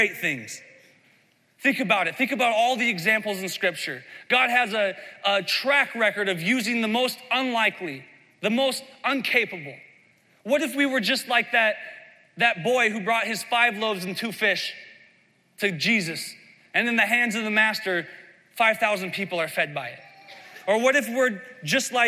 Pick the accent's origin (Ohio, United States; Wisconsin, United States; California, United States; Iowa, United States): Iowa, United States; I grew up in Midwest Iowa